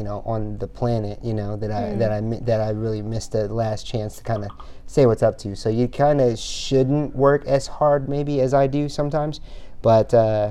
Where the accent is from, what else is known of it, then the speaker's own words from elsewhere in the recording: Evansville, Indiana, United States; moved away as an adult; now in San Diego, United States; I'm from Indiana originally, and I left because of that, because of the cold